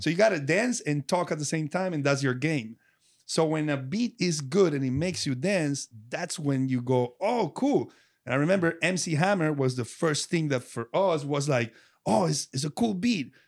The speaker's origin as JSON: {"language": "English", "country": "Colombia", "second_language": "English", "moved": "yes", "said": "the city where I'm from is very rock driven"}